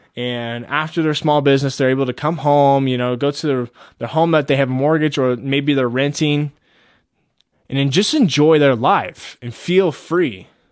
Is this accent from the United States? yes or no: yes; United States; we are as Americans